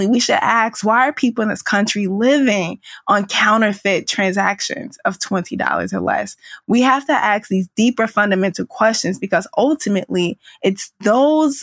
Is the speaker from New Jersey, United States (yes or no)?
no; St. Louis, Missouri, United States; I grew up at the edge of South St. Louis, right near the downtown area